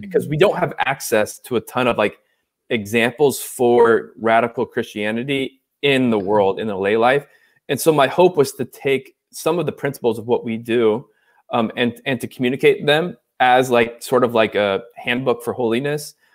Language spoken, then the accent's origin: English; Orange County, California, United States; so I'm from Southern California, so from from Orange County, California. Grew up uh, sort of like a I call like a country club kid